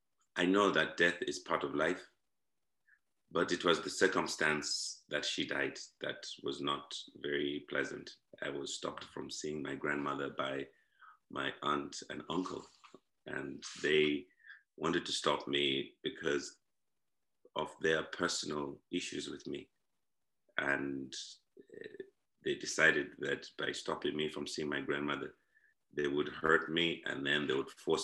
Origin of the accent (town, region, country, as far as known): Zimbabwe; born or raised there; now in Ireland